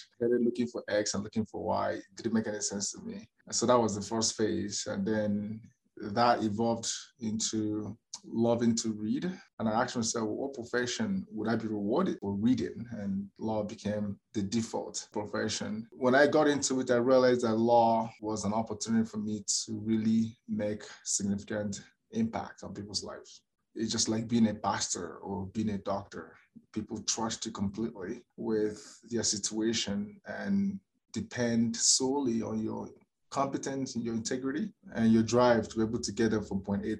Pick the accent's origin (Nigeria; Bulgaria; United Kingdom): Nigeria; moved away as an adult; now in Calgary, Canada; as a Nigerian trained lawyer